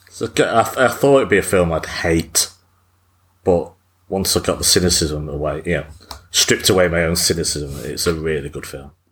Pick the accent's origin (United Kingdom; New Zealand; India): United Kingdom; England; as an English person